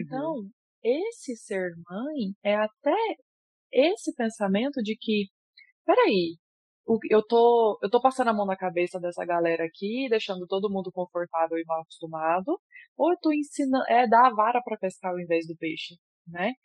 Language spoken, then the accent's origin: Portuguese; Goiânia, Goiás, Brazil; eu é sou de Goiânia